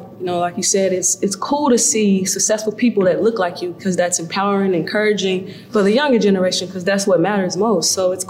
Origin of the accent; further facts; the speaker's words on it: Chicago, Illinois, United States; also born or lived in Europe; For me, like, every city that I go to and play, I'm like proud to say, like, yo, I'm from Chicago, if somebody asks. Like, I lived in Europe for majority of my life, you know?